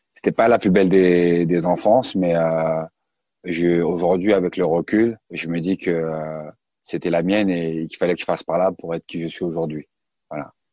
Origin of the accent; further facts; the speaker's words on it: Colombes, Île-de-France, France; also born or lived in Sarcelles; je suis né à Colombes dans le 92